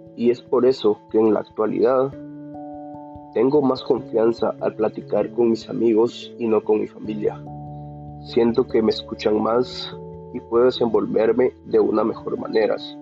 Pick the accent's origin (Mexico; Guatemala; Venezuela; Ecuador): Guatemala; San Lucas Sacatepéquez, Sacatepéquez; Soy de San Lucas, Zacatepeques